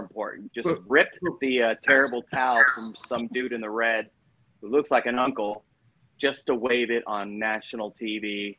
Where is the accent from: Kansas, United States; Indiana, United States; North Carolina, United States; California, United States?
California, United States; Huntington Beach; I'm from Huntington